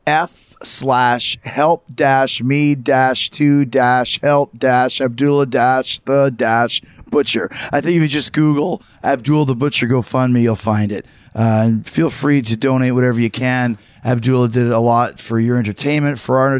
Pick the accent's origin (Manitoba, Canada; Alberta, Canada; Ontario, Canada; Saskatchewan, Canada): Manitoba, Canada; Winnipeg; I grew up in Winnipeg